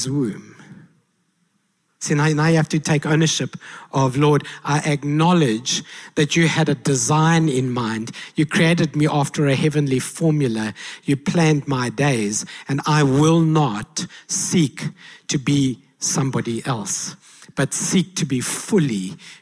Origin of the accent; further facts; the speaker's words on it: South Africa; I said, South Africa